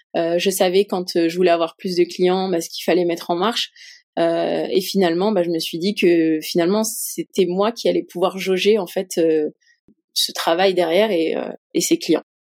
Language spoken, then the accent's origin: French; Paris, Île-de-France, France; en tant que Parisienne